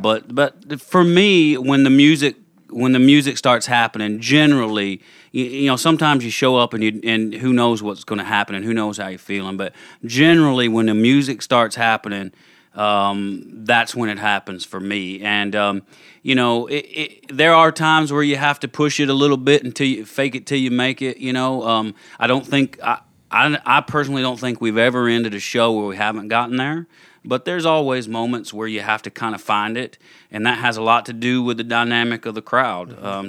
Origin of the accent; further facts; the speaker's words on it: the South, United States; I grew up in the South, like we said. I grew up with a strong church background